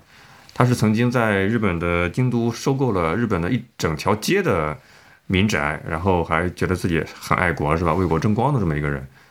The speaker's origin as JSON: {"language": "Chinese", "region": "northern China", "country": "China", "said": "你咋知道我是北方人喜欢吃大蒜味儿的呢？"}